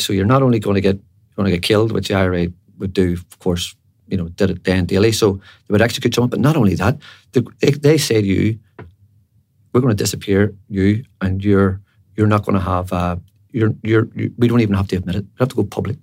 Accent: Belfast, Northern Ireland, United Kingdom; I was from Andersonstown in West Belfast, and when I was growing up, there were two lads from really my estate

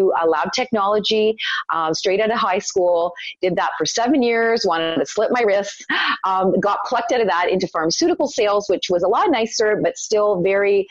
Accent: Toronto, Ontario, Canada; born or raised there; also born or lived in Italy

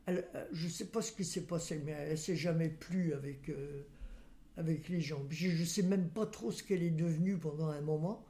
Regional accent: Saint-Nazaire, Pays de la Loire, France; also born or lived in Nantes; Je suis née à Saint-Nazaire, à la maternité

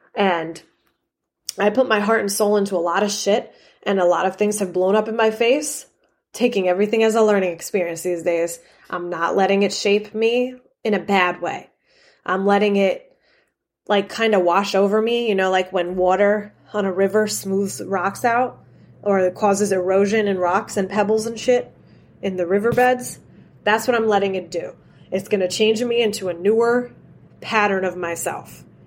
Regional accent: New York City, New York, United States; moved away; I came from New York

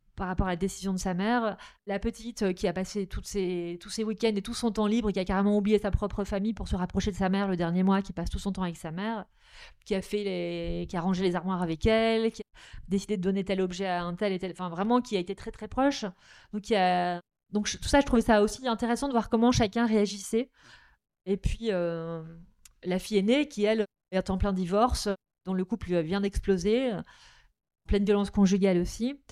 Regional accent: Nord, Hauts-de-France, France; je suis originaire du Nord

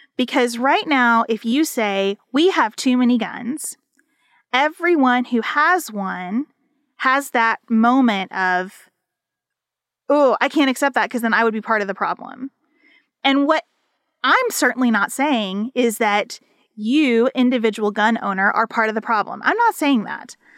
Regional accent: United States; as an American citizen

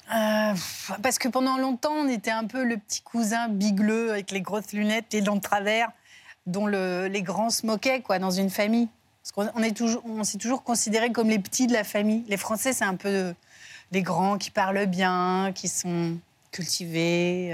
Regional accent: Belgium; moved away; je suis belge

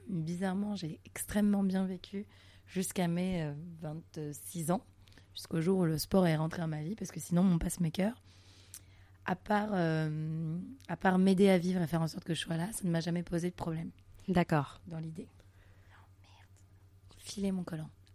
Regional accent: Montreal, Quebec, Canada; now in Paris, France; je suis née à Montréal au Canada

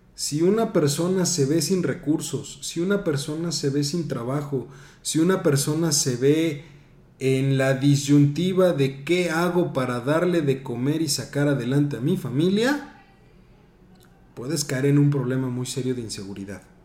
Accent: Mexico; como buenos mexicanos

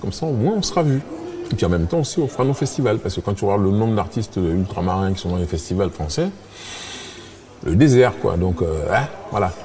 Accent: France; comme on est français

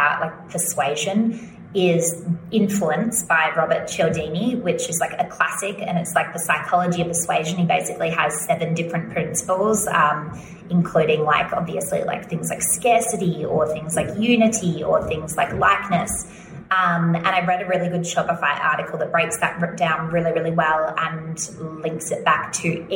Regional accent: Australia; accent: Australian

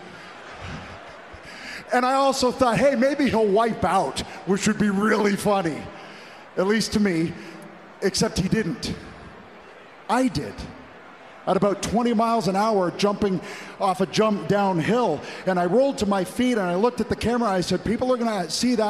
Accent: Toronto, Ontario, Canada; my hometown Toronto

